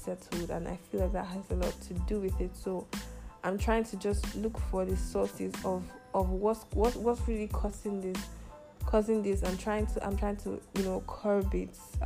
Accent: Nigeria; moved away as an adult; also born or lived in United Arab Emirates; I just recently came back to my home country, Nigeria. I was in the UAE for about 5 years

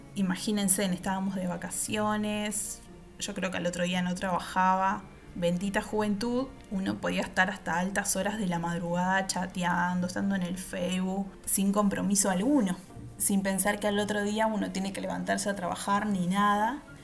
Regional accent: Uruguay; soy uruguaya

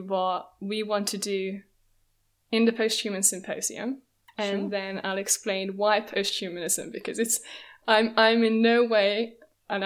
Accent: Hungary; now in London, United Kingdom; I'm originally from Hungary, but I'm London-based at the moment.

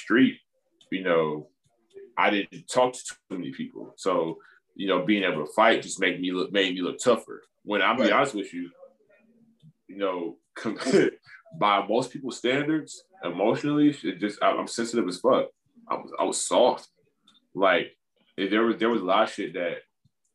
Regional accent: East Cleveland, Ohio, United States; also born or lived in Los Angeles; I'm from East Cleveland

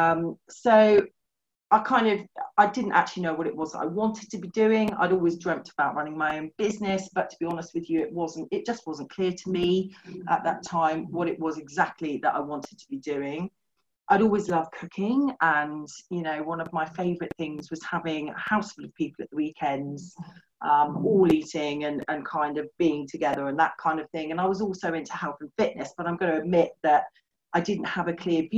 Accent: West Country, South West England, United Kingdom; moved away as an adult; also born or lived in London / Norfolk; now in Suffolk, United Kingdom; We're both from the West Country

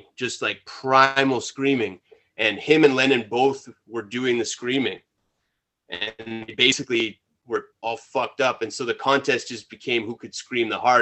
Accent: Winnipeg, Manitoba, Canada; We come from Winnipeg

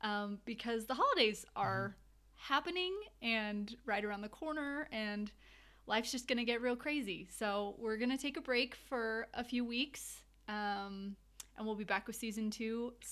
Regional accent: United States; But I am from America

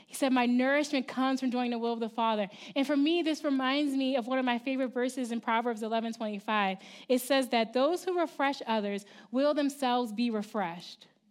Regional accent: Baltimore, Maryland, United States; moved away as an adult; I'm from Baltimore City, in the East Coast. I'm from Maryland.

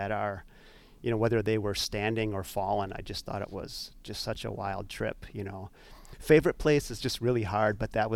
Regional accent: Midwest, United States; now in Wisconsin, United States; growing up in the Midwest to here in Wisconsin

